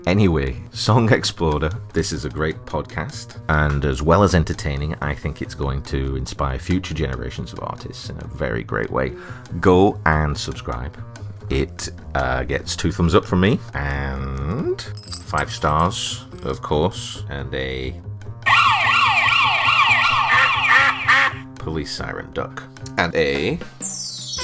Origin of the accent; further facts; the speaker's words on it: Burnley, North West England, United Kingdom; Being English working class lads from Burnley, we were very much a product of a stone milker culture